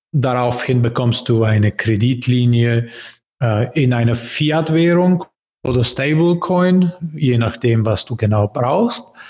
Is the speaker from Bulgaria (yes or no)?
yes; Bulgaria; German is a second language; also born or lived in Berlin, Germany; Bulgarien, mein Heimatland